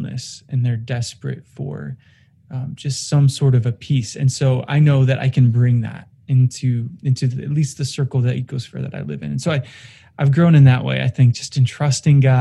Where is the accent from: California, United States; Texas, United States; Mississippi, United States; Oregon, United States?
Oregon, United States; moved away; I grew up in Oregon, and just yesterday I got word that the house I grew up in, the forest I grew up in, is gone